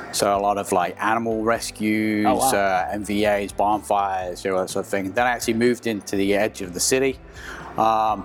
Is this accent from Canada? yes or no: no; England, United Kingdom; moved away as an adult; now in United States; you can tell from my accent, I'm originally from England.